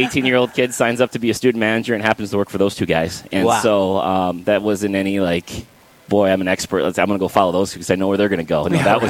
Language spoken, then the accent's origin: English; Minot, North Dakota, United States; also born or lived in Garrison, North Dakota; Yeah, well, I was born and raised in North Dakota. I was a little bit of a nomad. My dad ran elevators, so we kind of lived a little bit of everywhere, the east side of the state, the west side of the state. I grew up a lot in Minot, though, and then graduated from Garrison.